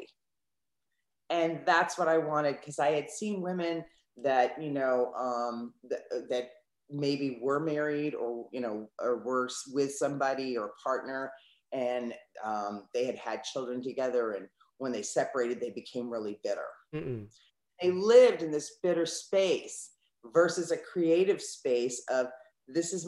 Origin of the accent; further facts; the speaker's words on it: East Coast of the United States, United States; now in Southern California, United States; I'm originally from the East Coast of the United States, and now I live on the West Coast in Southern California.